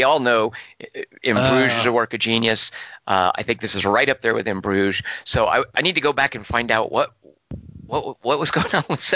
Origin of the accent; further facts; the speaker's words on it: United States; as an American